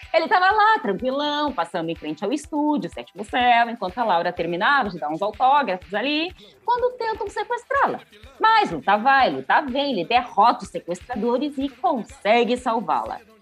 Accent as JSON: {"language": "Portuguese", "country": "Brazil", "tie": "born or raised there", "moved": "yes", "lives_now": "São Paulo, Brazil", "said": "minha terra natal"}